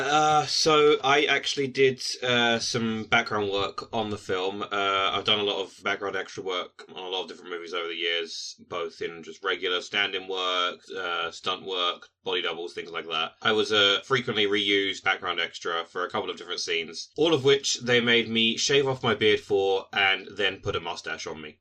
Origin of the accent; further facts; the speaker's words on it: United Kingdom; us as British people